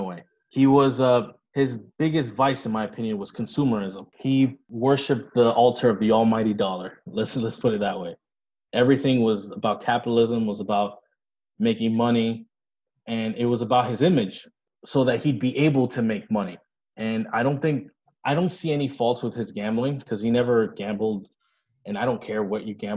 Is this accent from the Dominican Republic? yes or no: yes; Dominican Republic; moved away; When I was growing up in the Dominican Republic